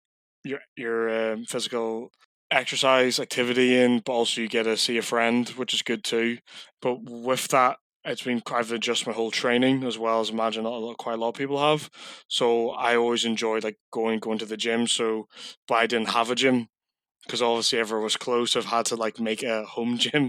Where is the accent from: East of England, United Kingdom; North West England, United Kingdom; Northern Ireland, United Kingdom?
Northern Ireland, United Kingdom; Coleraine; moved away as an adult; now in Middlesbrough, United Kingdom; So I'm originally from Coleraine, Northern Ireland, but I live and work in Middlesbrough now full time.